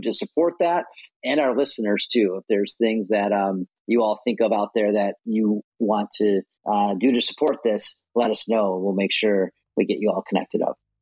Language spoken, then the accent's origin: English; Chicago, Illinois, United States; also born or lived in Washington, D.C.; now in California, United States; I grew up in Chicago